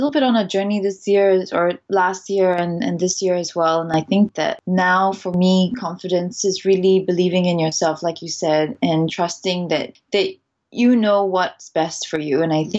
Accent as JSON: {"language": "English", "country": "Singapore", "tie": "born or raised there", "also_born_or_lived": "Netherlands", "said": "I'm Singaporean. My mom is Singaporean, but my dad is Dutch. So I grew up half in Singapore and half in the Netherlands. Up until I was 7, I was in Singapore."}